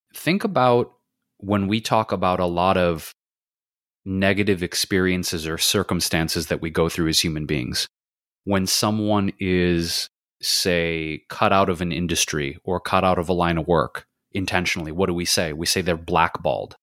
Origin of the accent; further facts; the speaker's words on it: Detroit, Michigan, United States; now in Los Angeles, United States; I grew up in Detroit, and the neighborhood we were in, my mom and I, was pretty diverse for the time, the 70s and 80s